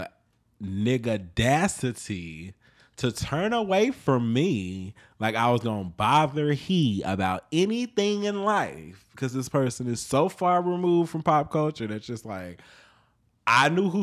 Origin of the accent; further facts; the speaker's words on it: Chicago, Illinois, United States; also born or lived in New York; now in Los Angeles, United States; I'm from Chicago